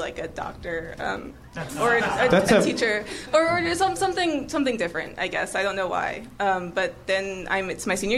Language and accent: English; Orlando, Florida, United States; also born or lived in Baltimore; I'm from Orlando, Florida